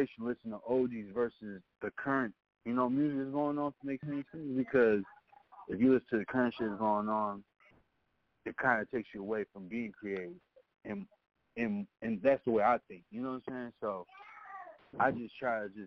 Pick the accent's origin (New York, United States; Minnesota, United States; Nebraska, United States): Minnesota, United States; also born or lived in Chicago; now in Texas, United States; I'm not from Texas originally. I'm from Minnesota. So I'm from the Midwest myself